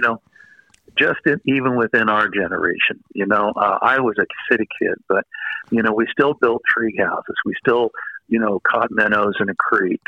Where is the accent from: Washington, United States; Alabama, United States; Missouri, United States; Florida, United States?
Missouri, United States; I'm from Missouri